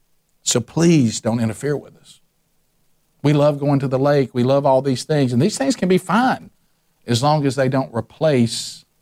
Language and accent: English; the South, United States; I'm a Southerner, and I think this is heaven on earth.